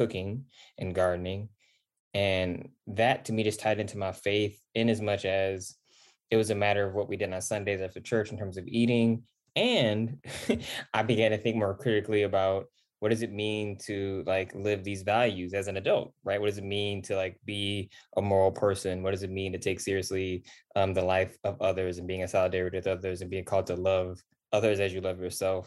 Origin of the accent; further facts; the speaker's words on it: Battle Creek, Michigan, United States; now in California, United States; I'm from the Midwest, from Battle Creek, Michigan.